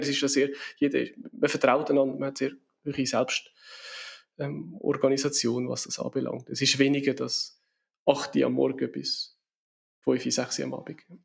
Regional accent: Switzerland; wir in der Schweiz

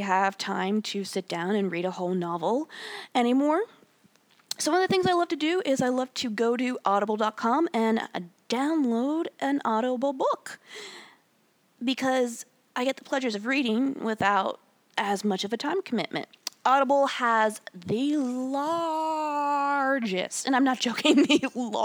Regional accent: United States; I am an American of European descent, predominantly from Germany

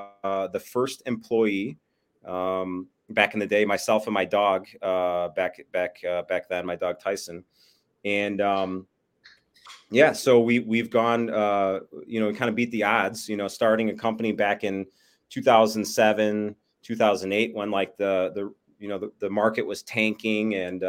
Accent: Bensenville, Illinois, United States; Chicago burbs. So Bensonville, which is literally like a stone's throw from O'Hare, and across from O'Hare is pretty much Chicago.

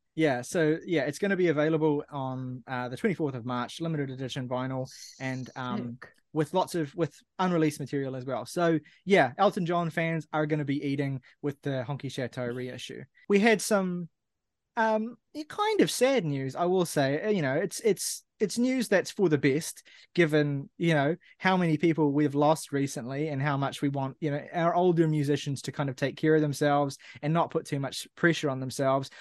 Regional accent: New Zealand; I'm Kiwi

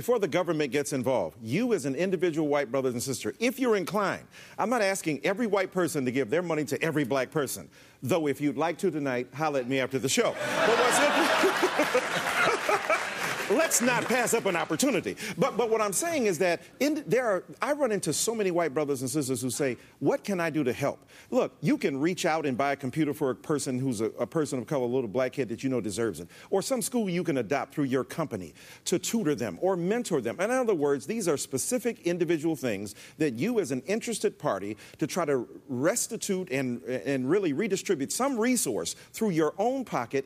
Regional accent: Detroit, Michigan, United States; We're both from Detroit

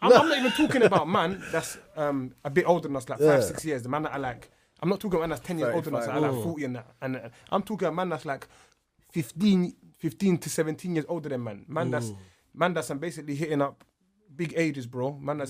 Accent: London, United Kingdom; I'm from Southwark.

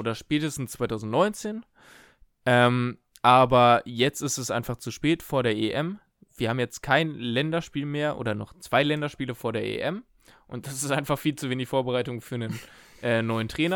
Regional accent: Germany; als Deutsche mit unserem, äh, mit unseren 5, 6, 7 Jahren äh, Englisch in der Schule

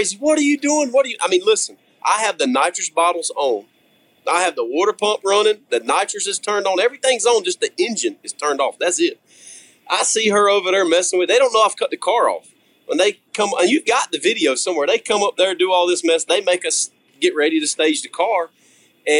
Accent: the South, United States; I'm from the South

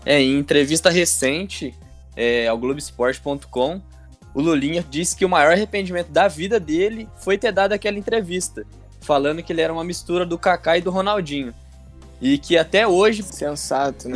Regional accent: São Paulo, Brazil; eu sou do estado de São Paulo

